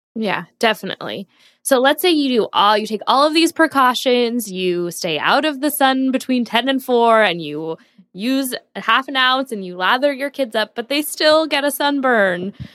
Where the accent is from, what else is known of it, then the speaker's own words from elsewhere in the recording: San Diego, California, United States; I grew up in San Diego, so I was basically raised on the beach